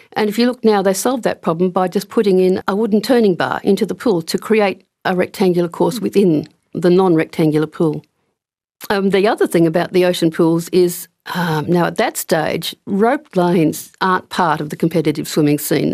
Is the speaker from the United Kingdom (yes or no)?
no; Brisbane, Queensland, Australia; moved away as an adult; also born or lived in Canberra / Shoalhaven, New South Wales; now in Perth, Australia; I wasn't always based in Perth. I grew up in Brisbane